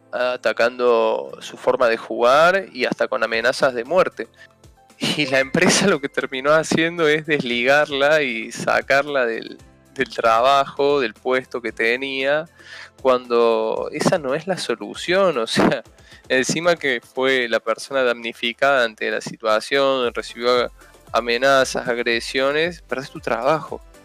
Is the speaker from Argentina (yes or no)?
yes; Argentina